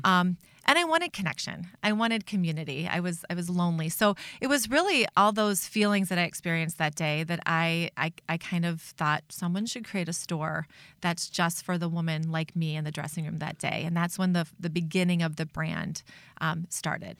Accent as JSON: {"language": "English", "town": "Chicago", "region": "Illinois", "country": "United States", "tie": "born or raised there", "moved": "as an adult", "lives_now": "Minnesota, United States", "said": "I was raised in Chicago"}